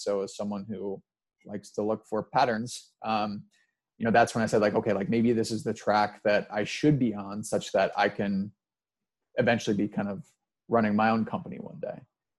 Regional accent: Midwest, United States; I kind of just got sick of New York, and you know, I'm a Midwesterner at heart. So I was not necessarily cut out for New York

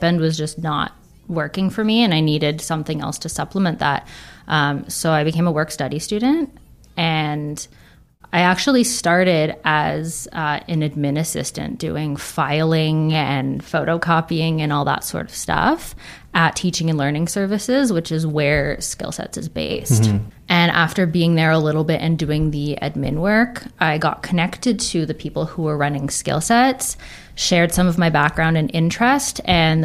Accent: Toronto, Ontario, Canada; So I'm originally from Toronto, so I stayed there for my undergrad

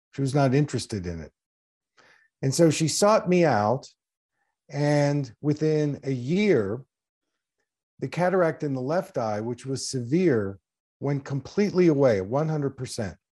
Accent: Philadelphia, Pennsylvania, United States; my first practice was in the Philadelphia area. That's where I grew up in Pennsylvania

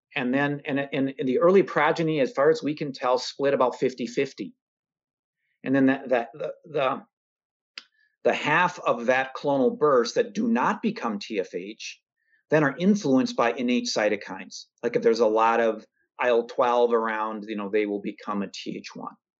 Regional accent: Minnesota, United States; I'm a Minnesotan.

